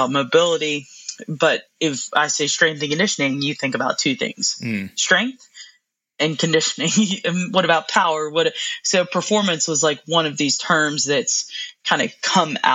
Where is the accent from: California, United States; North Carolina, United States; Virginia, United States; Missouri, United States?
North Carolina, United States; I'm from North Carolina, grew up a Duke fan